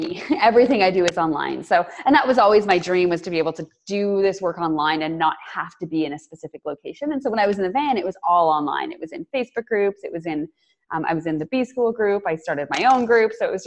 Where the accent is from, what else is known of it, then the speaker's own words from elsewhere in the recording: Canada; I'm Canadian